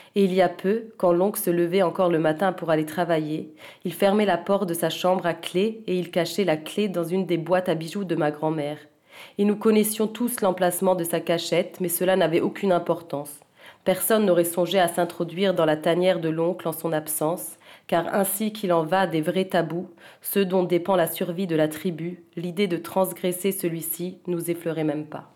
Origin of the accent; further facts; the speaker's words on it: Zurich, Switzerland; first language French; moved away as an adult; also born or lived in Vienna / Paris; Comme j'ai grandi à Zurich, j'ai tout d'abord écrit en allemand